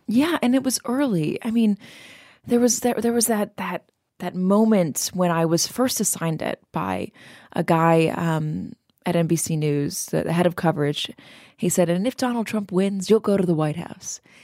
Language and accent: English; Los Angeles, California, United States; I'm from Los Angeles.